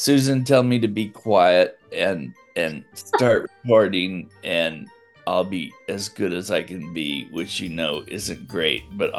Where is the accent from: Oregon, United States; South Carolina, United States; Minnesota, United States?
Oregon, United States; I grew up in Oregon.